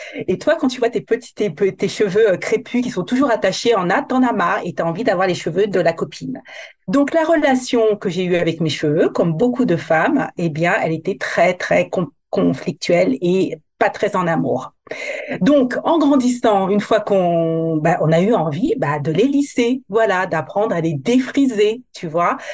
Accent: Guadeloupe; je suis originaire de la Guadeloupe, donc euh, je, je suis antillaise

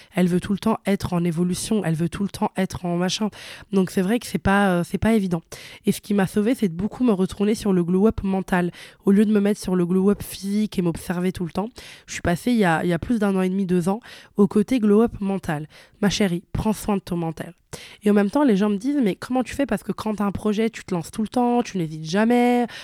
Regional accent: Italy; moved away; je suis née et j'ai grandi en Italie

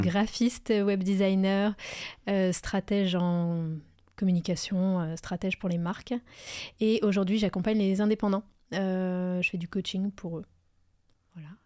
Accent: Pas-de-Calais, Hauts-de-France, France; je suis née dans le Pas-de-Calais, euh, c'est toujours là que je vis, d'ailleurs

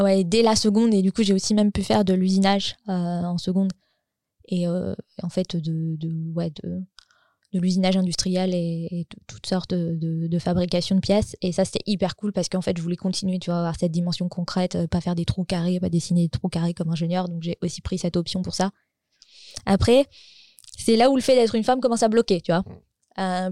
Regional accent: France; moved away as an adult; now in Gothenburg, Sweden; j'habite en Suède, mais je suis française. J'ai grandi en banlieue

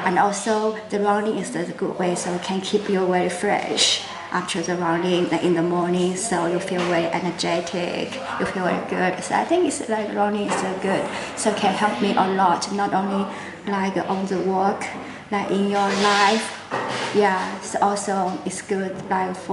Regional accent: China; English is a second language; also born or lived in Guangzhou, Guangdong, China / central China; now in Shanghai, China; I'm from China. But yeah, I'm like born in Guangzhou, so it's like south of China, so it's just next to Hong Kong. But like my dad is in like from the middle of China

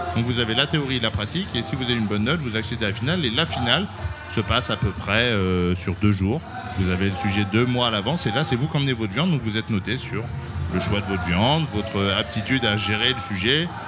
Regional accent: Berry, Centre-Val de Loire, France; Je suis originaire du Berry.

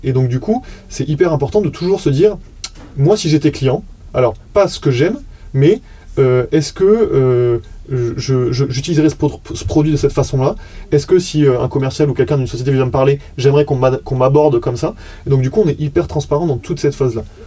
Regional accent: France; on est français

